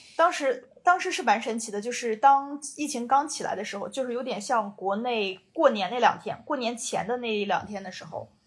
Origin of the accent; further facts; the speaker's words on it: China; moved away as an adult; also born or lived in Beijing / Shanghai / Shenzhen / Taipei; now in South Korea; 我作为一个中国人